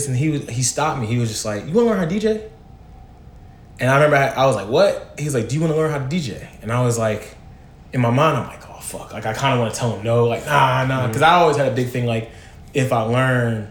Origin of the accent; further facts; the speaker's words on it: Philadelphia, Pennsylvania, United States; moved away; I'm from Philly